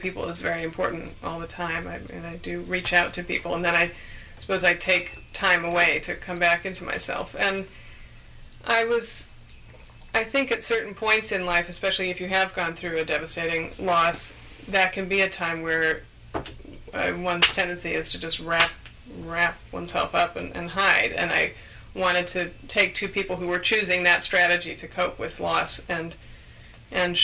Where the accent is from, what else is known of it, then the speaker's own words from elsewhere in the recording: San Francisco Bay Area, California, United States; now in England; I'm a native Californian, although, as I say, I live in England now. But I'm from the Bay Area, and so that's the area I grew up in.